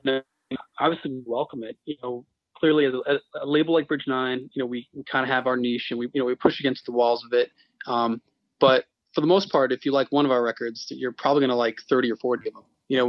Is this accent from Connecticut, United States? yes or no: yes; Glastonbury, Connecticut, United States; I went to high school and grew up in Glastonbury, Connecticut, which is central Connecticut. It's near Hartford.